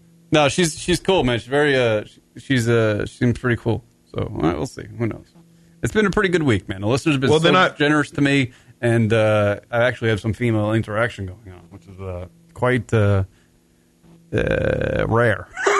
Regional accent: New York, United States; I'm from New York

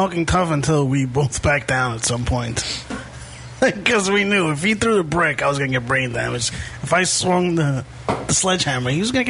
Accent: New York City, New York, United States; I grew up in Bushwick.

